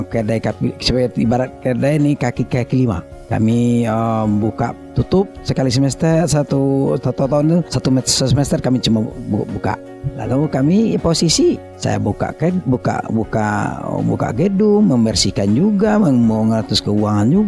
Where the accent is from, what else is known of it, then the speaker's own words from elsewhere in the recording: Paninjauan, West Sumatra, Indonesia; saya nggak pernah menganggap diri saya orang kaya karena di kampung saya itu di Paninjauan namanya di Parang Panjang